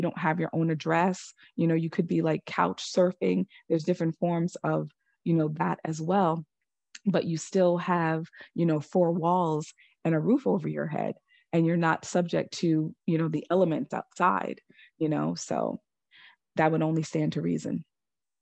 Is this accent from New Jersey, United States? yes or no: no; New York, United States; my home state